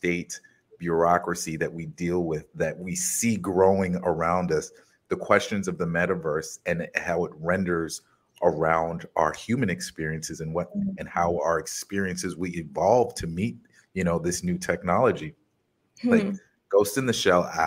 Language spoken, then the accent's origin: English; United States; this is something that came from my experience in America, like being American, being American, but not of America